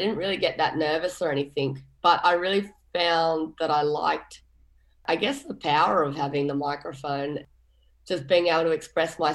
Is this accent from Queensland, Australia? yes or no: no; Mullumbimby, New South Wales, Australia; I grew up in Mullumbimby, which is a town in northern New South Wales.